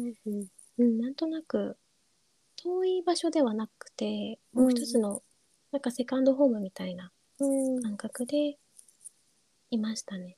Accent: Kyushu, Japan; moved away; 自分の地元は九州なんですけれども

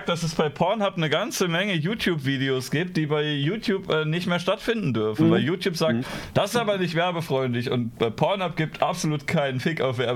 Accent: Düsseldorf, North Rhine-Westphalia, Germany; Ich bin Düsseldorfer.

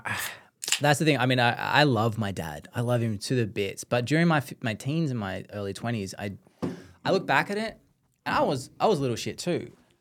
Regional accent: Australia

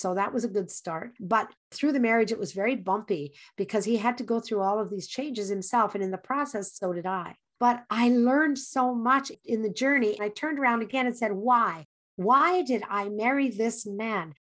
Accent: English Canada, Canada; I grew up in English Canada

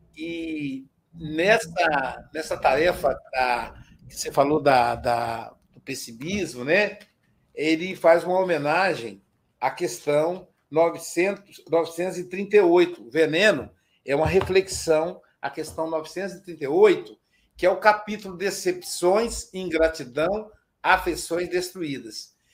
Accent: Muriaé, Minas Gerais, Brazil; diretamente da minha cidade natal, Muriaé, Minas Gerais

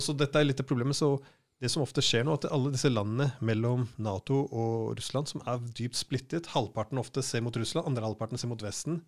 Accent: Norway

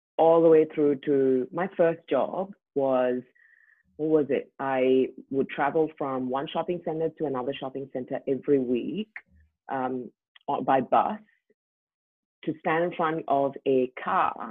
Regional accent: India; moved away as an adult; now in Australia; I grew up in India

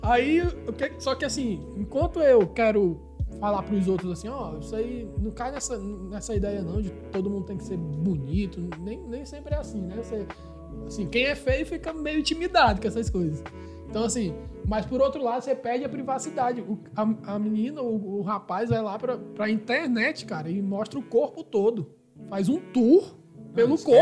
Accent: Manaus, Amazonas, Brazil; moved away; sou de Manaus, mas eu mantenho ainda é, é, conversas com meus irmãos, com meus parentes lá

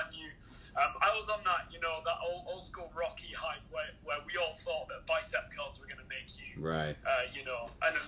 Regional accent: England, United Kingdom; moved away as an adult; now in Canada; Grew up in England

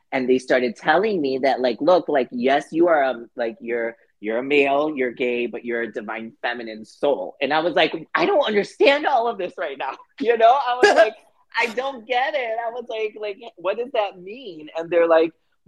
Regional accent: Chicago, Illinois, United States; moved away as an adult; now in Los Angeles, United States; I'm from Chicago, so I moved

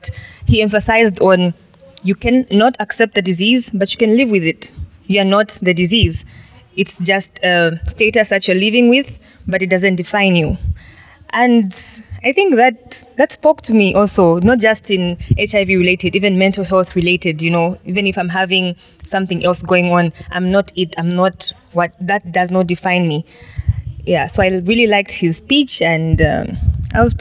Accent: Zambia; from Zambia, and I'm a medical student.

